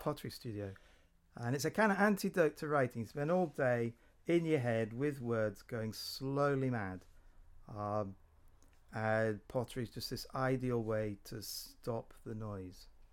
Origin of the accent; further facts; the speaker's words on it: Corby, East Midlands, United Kingdom; also born or lived in Norwich; Corby Community Arts in my hometown